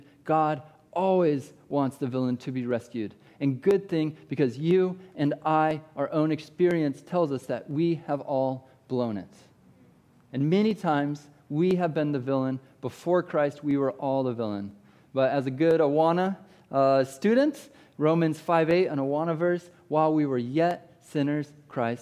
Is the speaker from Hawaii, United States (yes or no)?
no; Iowa, United States; I grew up in Iowa